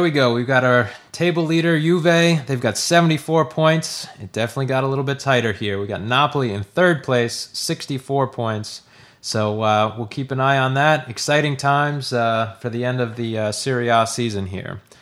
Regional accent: United States; as an American

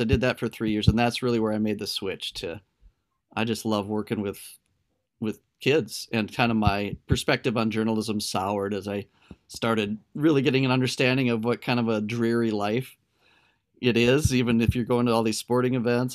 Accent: Delavan, Minnesota, United States; moved away as an adult; also born or lived in Blue Earth, Minnesota / Hastings, Minnesota; My hometown is actually a really tiny, small farming community in southern Minnesota. It's called Delavan

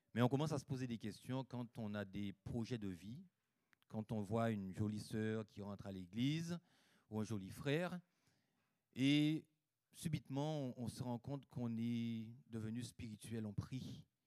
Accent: Guadeloupe; J'ai grandi en Guadeloupe, donc le plus beau des pays

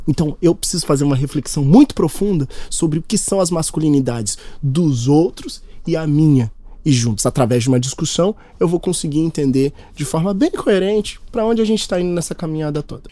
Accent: Minas Gerais, Brazil; A gente é mineiro

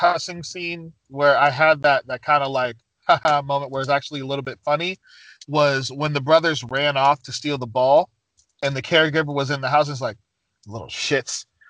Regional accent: United States; growing up in the States

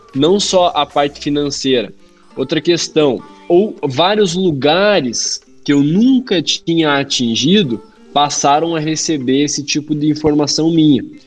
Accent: Curitiba, Paraná, Brazil; eu sou aqui de Curitiba, do Paraná

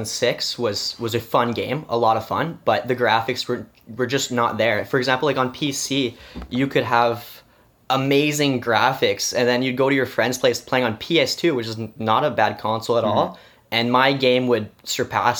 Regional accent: Quebec side, Canada; in my family, we're Canadian, and I guess in the Quebec side, we kind of do Christmas on the eve instead of the morning

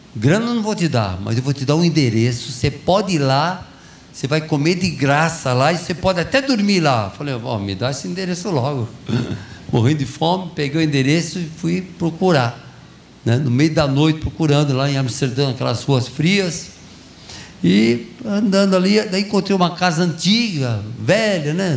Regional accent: São Paulo, Brazil; also born or lived in Brodowski; Eu nasci em São Paulo, na capital de São Paulo.

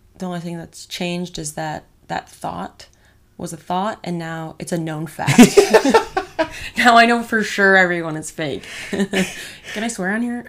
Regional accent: Michigan, United States; also born or lived in Las Vegas, Nevada / Illinois / Arizona; now in Los Angeles, United States; I moved to Michigan, so I was pretty much raised there my whole life

